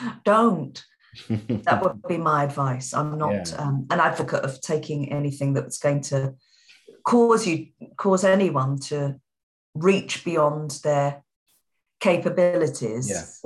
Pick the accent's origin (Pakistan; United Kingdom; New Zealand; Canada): United Kingdom; London; accent: Cockney; My natural accent, as I've talked to people about it before, is Cockney London